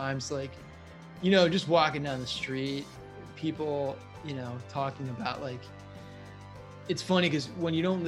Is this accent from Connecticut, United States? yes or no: yes; Connecticut and New York City, United States; I'm a Northeasterner by heart. Okay. I grew up in Connecticut and New York City